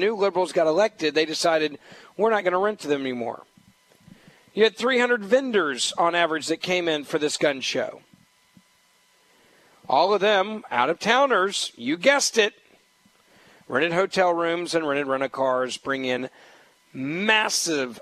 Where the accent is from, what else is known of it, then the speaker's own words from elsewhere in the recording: Memphis, Tennessee, United States; My hometown of Memphis